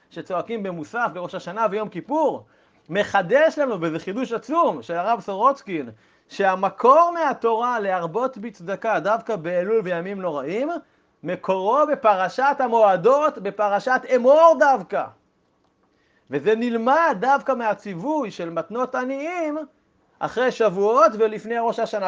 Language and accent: Hebrew; Israel; שגדלתי ב- במשק חקלאי ובילדותי הייתי בקיבוץ עם, עם שדות חיטים